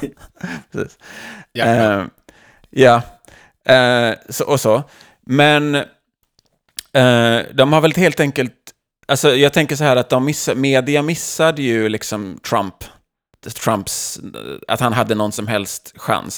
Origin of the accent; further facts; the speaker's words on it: Sweden; now in United States; som svenskar